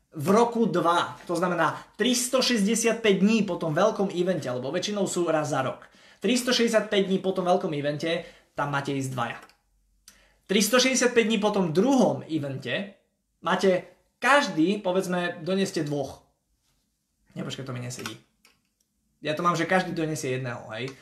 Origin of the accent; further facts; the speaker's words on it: Košice, Košice Region, Slovakia; ja som z Košíc